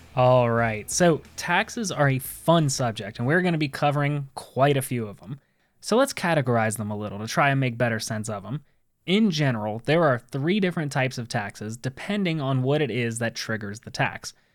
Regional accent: United States; we as American citizens

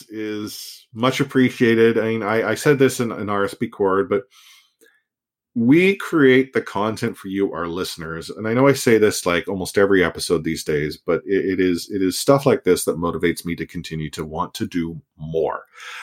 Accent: Austria; English is a second language; also born or lived in Vancouver; While I am from Austria, I spent half a year during high school in Vancouver and learned to love the city and local culture.

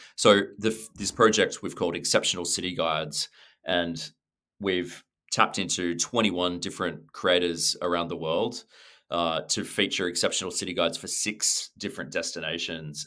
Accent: Sydney, New South Wales, Australia; moved away; also born or lived in London / New York / Los Angeles; I'm from Sydney, um, but I've been really lucky to live and work in different places around the world.

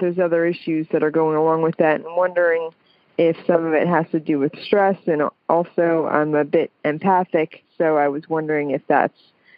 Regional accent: the South, United States; well, I'm from the South, so

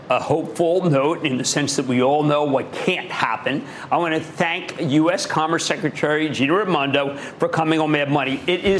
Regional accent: New Jersey, United States; my home state, New Jersey.

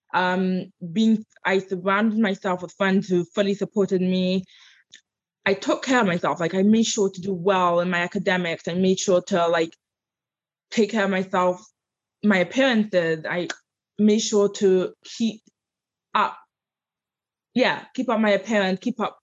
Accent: London, United Kingdom; accent: English; moved away as an adult; now in United States; I grew up in London.

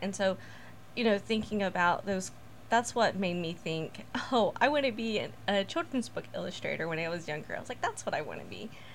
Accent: United States; also born or lived in Mexico / North Mexico; I was born in Mexico and I grew up here in America

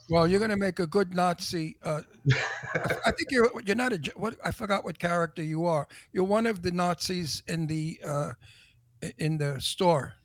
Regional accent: New York City, New York, United States; accent: Brooklyn; now in Palm Springs, United States; I was born in Red Hook, in the okay. project, the Red Hook projects, yeah. and uh, so uh, Brooklyn is my home

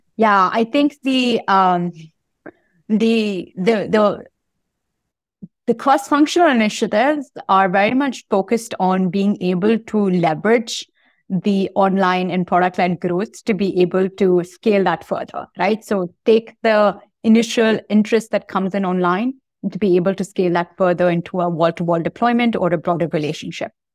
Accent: Bangalore, Karnataka, India; moved away as an adult; Grew up in Bangalore and, uh, uh, in, in India

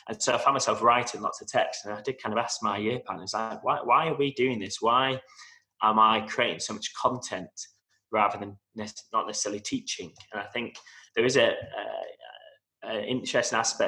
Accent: Manchester, North West England, United Kingdom; moved away as an adult; now in Dubai, United Arab Emirates; I'm originally from Manchester

